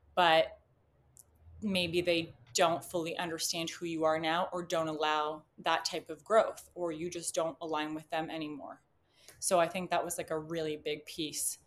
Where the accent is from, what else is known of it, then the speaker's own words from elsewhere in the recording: Canada; I'm from Canada